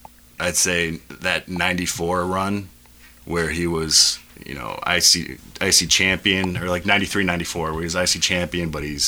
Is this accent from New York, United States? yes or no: no; Stamford, Connecticut, United States; I grew up in Stamford, Connecticut